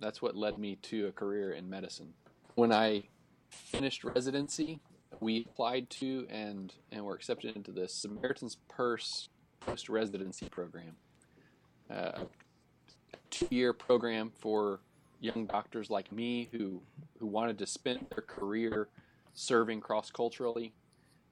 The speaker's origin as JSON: {"language": "English", "town": "Indianapolis", "region": "Indiana", "country": "United States", "tie": "born or raised there", "also_born_or_lived": "Abilene, Texas", "moved": "as an adult", "lives_now": "Fort Worth, United States", "said": "I am a Midwesterner at heart, born and raised in Indianapolis"}